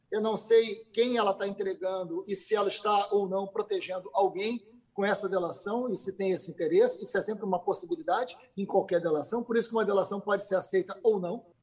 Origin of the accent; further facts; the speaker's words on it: Niterói, Rio de Janeiro, Brazil; eu conheço o Rodrigo desde criança, porque eu também sou de Niterói, dei aula com o pai do Rodrigo